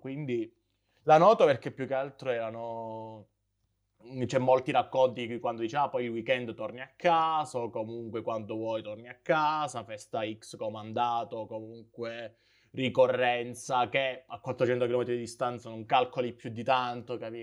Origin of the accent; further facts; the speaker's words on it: Calabria, Italy; moved away as an adult; io essendo calabrese